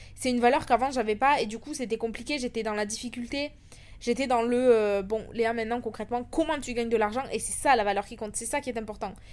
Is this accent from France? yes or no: yes; France; moved away as an adult; also born or lived in London, United Kingdom; now in Dubai, United Arab Emirates; j'ai quitté la France en 2021